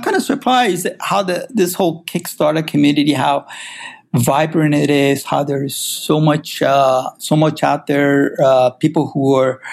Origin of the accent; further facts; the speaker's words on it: Iran; also born or lived in St. Louis, United States; now in California, United States; I originally grew up, I'm from Iran myself, originally, so that's where I was born, and I immigrated to U.S. around 78, so that's, I went and ended up going to high school here, around Midwest, actually, St. Louis area